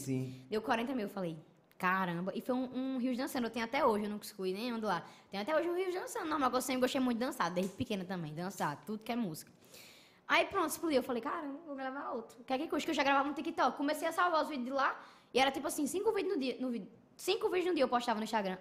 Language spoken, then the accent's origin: Portuguese; Parnamirim, Rio Grande do Norte, Brazil; nasci em Parnamirim, nordestino e tal